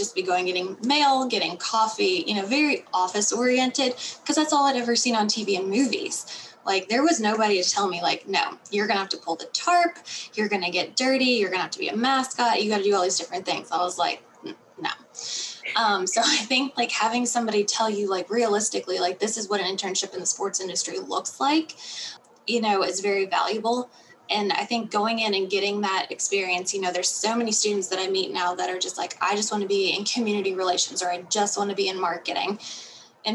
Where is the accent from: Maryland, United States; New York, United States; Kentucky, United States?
Kentucky, United States; Bowling Green; moved away as an adult; also born or lived in Frisco, Texas; now in Nashville, United States; I worked with the Hot Rods for 9 seasons in Bowling Green, my hometown